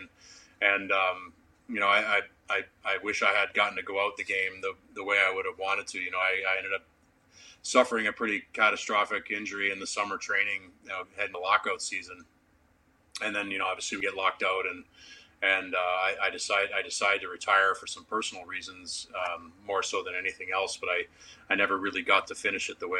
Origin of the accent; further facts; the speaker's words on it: Canada; for a Canadian kid